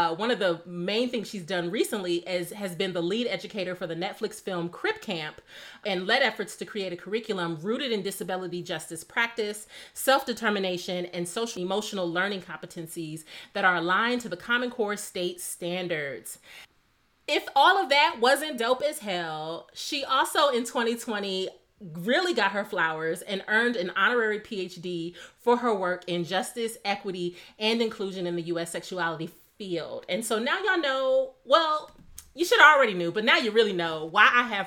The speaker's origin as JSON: {"language": "English", "region": "Midwest", "country": "United States", "tie": "born or raised there", "said": "growing up in the Midwest"}